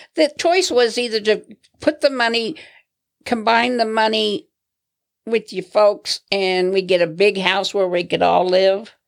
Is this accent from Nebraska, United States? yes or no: yes; Alliance, Nebraska, United States; moved away; also born or lived in Denver; I grew up in Alliance, Nebraska, the cattle capital of Nebraska.